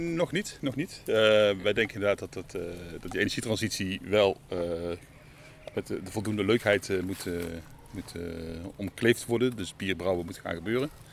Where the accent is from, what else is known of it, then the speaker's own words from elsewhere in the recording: Terheijden, North Brabant, Netherlands; also born or lived in Nijmegen; in mijn geboortedorp